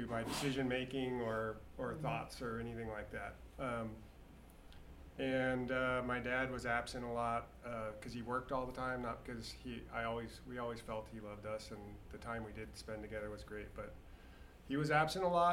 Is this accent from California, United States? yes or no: yes; California, United States; I grew up in California